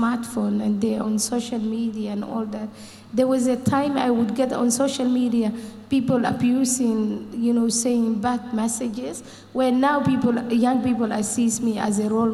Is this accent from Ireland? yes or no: yes; Ireland; I'm from Ireland